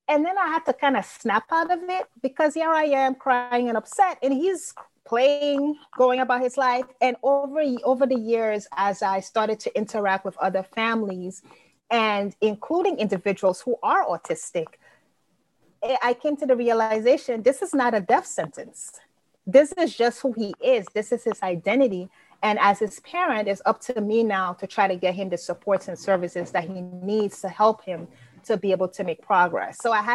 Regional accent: London, United Kingdom; also born or lived in Grenada; now in United States; I wasn't born in the U.S. And so I was born in London, but my family is from Liberia, West Africa. And I also went to high school in Grenada.

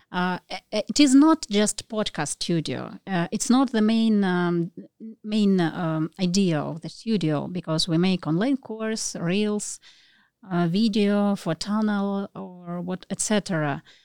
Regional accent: Russia; moved away as an adult; now in Phuket, Thailand; I'm from Russia, and, uh, we are here for nearly one year.

